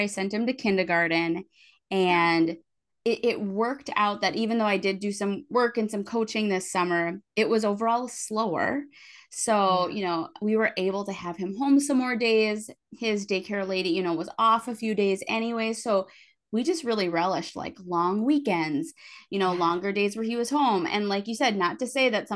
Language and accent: English; Midwest, United States; I'm from the Midwest.